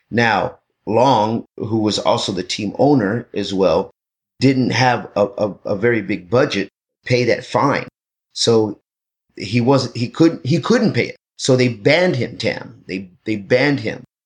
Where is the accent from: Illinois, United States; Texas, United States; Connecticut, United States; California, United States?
Texas, United States; now in Los Angeles, United States; I'm from Texas